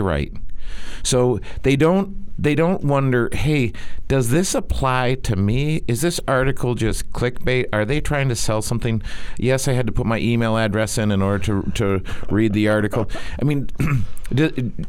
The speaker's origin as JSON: {"language": "English", "town": "Big Rapids", "region": "Michigan", "country": "United States", "tie": "born or raised there", "said": "I grew up in Big Rapids, Michigan, which is a small town"}